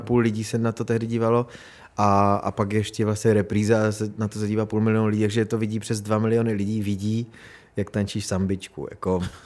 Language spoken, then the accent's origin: Czech; Beskids, Czechia; jsem z Besky